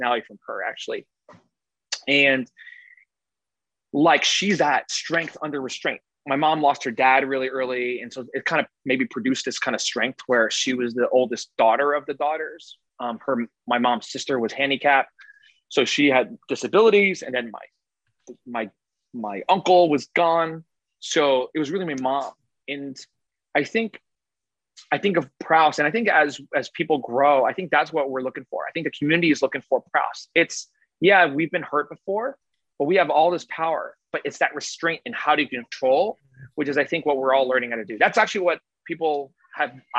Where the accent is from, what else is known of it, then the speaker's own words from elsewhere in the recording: Woodbridge, New Jersey, United States; moved away; when I grew up in Jersey, I'm a Jersey kid